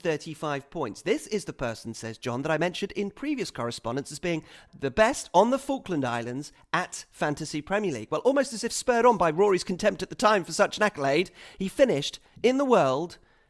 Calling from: Bangalore, Karnataka, India; I am writing from Bangalore in India as a thunderous monsoon threatens outside.

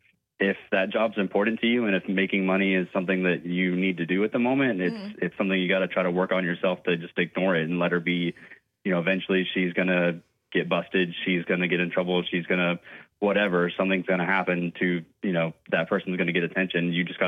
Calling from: Somerville, United States

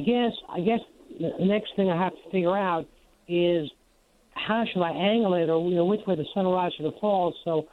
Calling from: Georgia, United States; Well, I'm calling from Georgia.

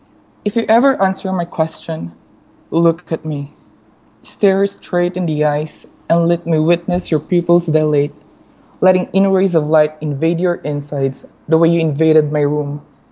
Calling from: Guatemala; I'm actually in Guatemala right now.

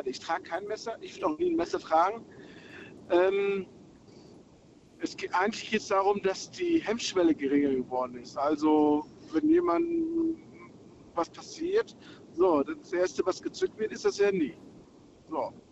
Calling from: Berlin, Germany; Ich komme aus Berlin.

